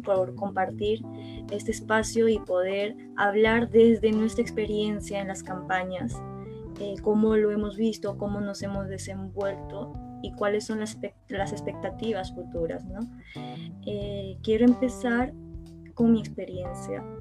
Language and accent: Spanish; Ayacucho, Peru; me presenté a una región extrema izquierda, se podría decir, que es Ayacucho, porque soy, soy ayacuchana